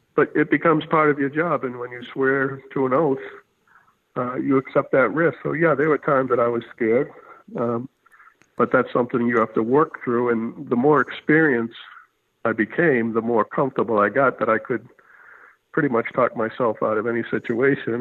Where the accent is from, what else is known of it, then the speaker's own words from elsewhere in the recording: Haverhill, Massachusetts, United States; I grew up outside of Boston in a uh, industrial town called Haverhill, uh, blue collar um, city, a decaying mill town.